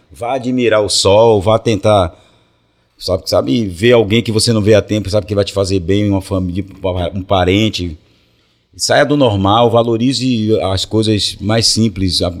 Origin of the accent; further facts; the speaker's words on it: Salvador, Bahia, Brazil; eu sou de Brotas. É Brotas, né, o bairro em cima